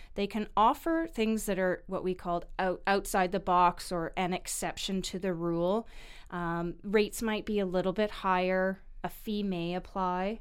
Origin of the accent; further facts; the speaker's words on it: Vancouver, British Columbia, Canada; I was born and raised in Vancouver